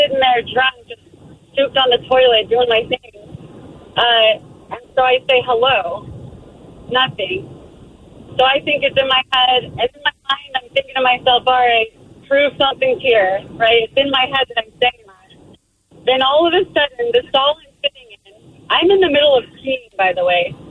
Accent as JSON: {"language": "English", "region": "California", "country": "United States", "tie": "born or raised there", "moved": "yes", "said": "I am a kid who grew up in California"}